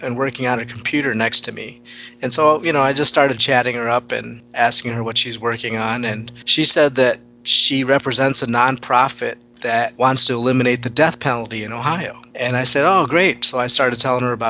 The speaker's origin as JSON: {"language": "English", "town": "Hyderabad", "region": "Telangana", "country": "India", "tie": "born or raised there", "said": "I was born in Hyderabad"}